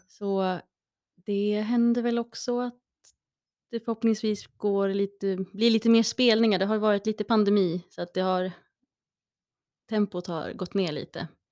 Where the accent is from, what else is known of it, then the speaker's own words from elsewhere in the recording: Gävle, Gävleborg County, Sweden; Jag kommer från Brända bockens stad